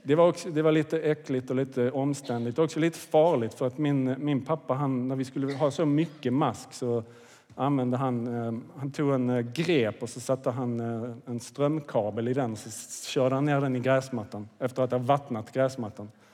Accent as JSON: {"language": "Swedish", "town": "Kvidinge", "region": "Skåne", "country": "Sweden", "tie": "born or raised there", "said": "jag växte upp i Kvidinge, det ligger i Åstorps kommun, nordvästra Skåne"}